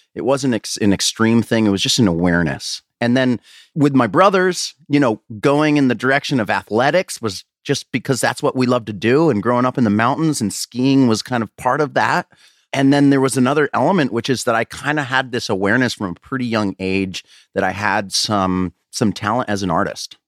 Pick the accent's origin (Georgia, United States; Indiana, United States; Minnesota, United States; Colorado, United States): Colorado, United States; moved away as an adult; also born or lived in Washington; I was actually twenty-three when I actually kind of moved out, I, uh, you know, out of Colorado anyways, out of my hometown